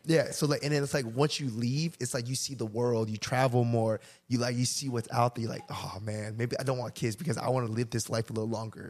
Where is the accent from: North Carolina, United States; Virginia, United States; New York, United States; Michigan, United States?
Virginia, United States; Chester; we grew up in Chester